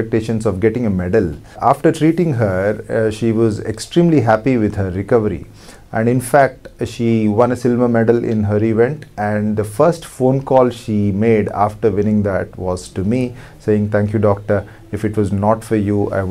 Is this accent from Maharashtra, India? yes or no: no; Hyderabad, Telangana, India; I came back to Hyderabad, my hometown